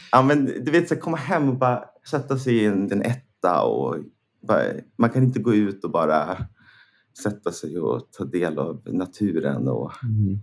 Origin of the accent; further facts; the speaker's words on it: Näs, Sweden; moved away as an adult; Näs är ju där jag är uppvuxen